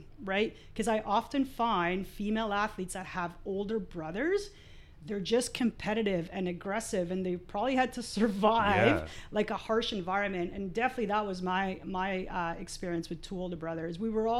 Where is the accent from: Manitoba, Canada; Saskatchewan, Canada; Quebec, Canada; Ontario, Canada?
Quebec, Canada; Montreal; also born or lived in Argentina; I grew up in Montreal, so when I left Argentina we lived in Montreal for a while